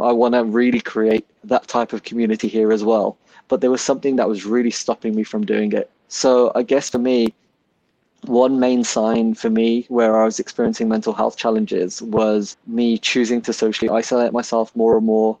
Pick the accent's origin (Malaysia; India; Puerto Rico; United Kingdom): United Kingdom; Birmingham, West Midlands; moved away as an adult; I was born and raised in Handsworth in Birmingham.